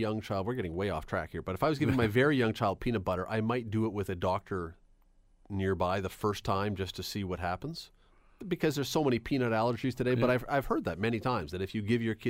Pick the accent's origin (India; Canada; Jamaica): Canada; Toronto, Ontario; I grew up in Toronto, and when I was very young, my parents, every Sunday after church, we'd go downtown